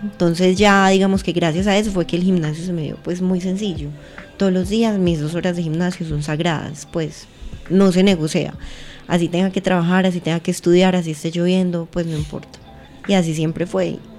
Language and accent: Spanish; Pereira, Risaralda, Colombia; moved away as an adult; also born or lived in Santa Rosa de Cabal; now in Medellín, Colombia; nací en Pereira en el eje cafetero, bueno, no nací en Santa Rosa de Cabal, me crié en Pereira en el eje cafetero